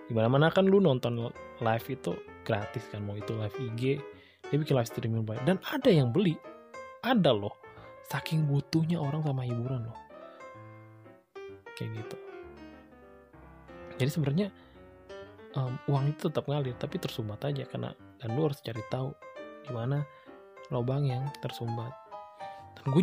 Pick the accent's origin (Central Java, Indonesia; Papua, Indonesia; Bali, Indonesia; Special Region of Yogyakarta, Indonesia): Bali, Indonesia; gue lakuin di Bali karena memang gue gue udah planning ini bakal gue kerjain saat gue balik pulang kampung